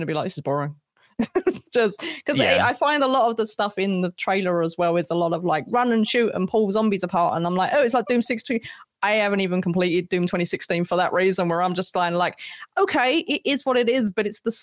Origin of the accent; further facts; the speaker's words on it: United Kingdom; I'm British